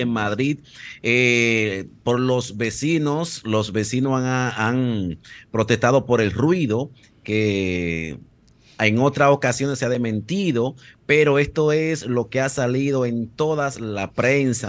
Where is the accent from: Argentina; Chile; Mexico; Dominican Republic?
Dominican Republic; ya no conocemos nosotros cómo somos los dominicanos